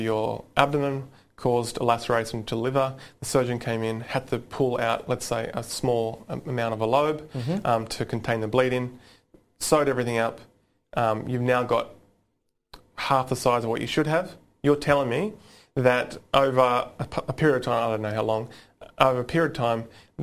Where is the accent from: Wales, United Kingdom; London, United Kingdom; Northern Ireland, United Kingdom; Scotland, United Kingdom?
Scotland, United Kingdom; I'm Scottish